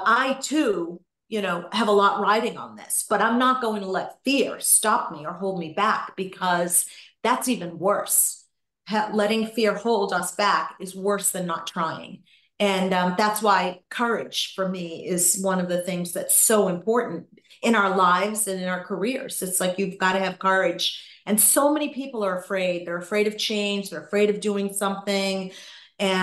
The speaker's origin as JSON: {"language": "English", "town": "Gloucester", "region": "Massachusetts", "country": "United States", "tie": "born or raised there", "moved": "yes", "said": "my husband and I bought a second place back in my hometown of Gloucester, Massachusetts"}